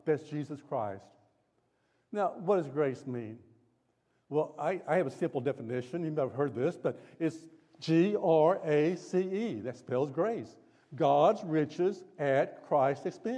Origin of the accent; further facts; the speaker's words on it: Tulsa, Oklahoma, United States; moved away; I grew up in Tulsa.